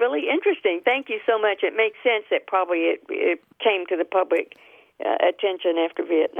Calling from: Dallas, Texas, United States; I'm calling from Dallas, Texas.

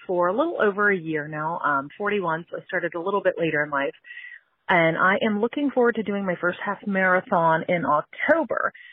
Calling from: Altoona, Pennsylvania, United States; I'm calling from Altoona, Pennsylvania

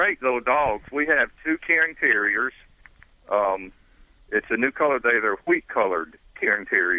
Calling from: Panama City Beach, Florida, United States; Panama City Beach, Florida.

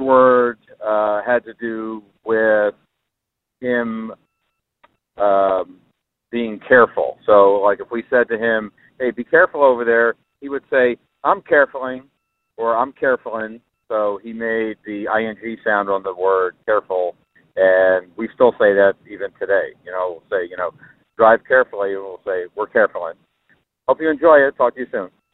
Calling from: Phoenix, Arizona, United States; I'm calling from Phoenix, Arizona.

